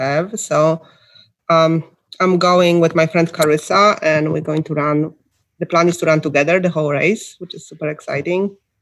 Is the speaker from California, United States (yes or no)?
no; Ohio, United States; I'm from Ohio